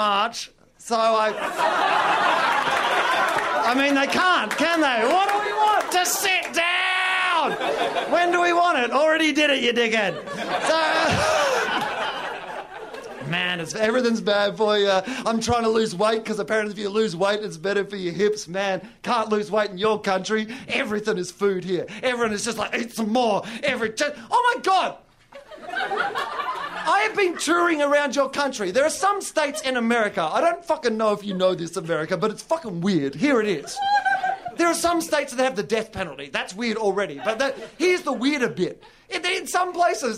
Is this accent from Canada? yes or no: no; Australia; I'm from Australia